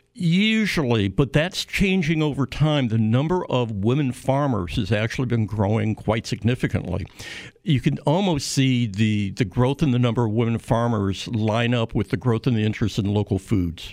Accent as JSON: {"language": "English", "region": "Illinois", "country": "United States", "said": "I'm from Illinois"}